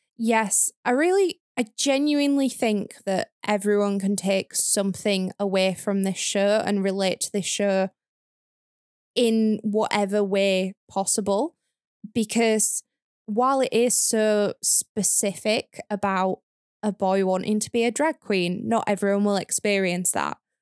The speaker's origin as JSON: {"language": "English", "area": "the North", "region": "the north of England", "country": "United Kingdom", "tie": "born or raised there", "said": "my experience growing up in the North"}